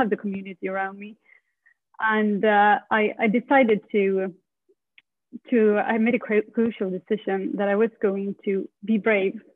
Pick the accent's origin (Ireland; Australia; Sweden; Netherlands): Sweden; moved away as an adult; I moved from Sweden when I was 19.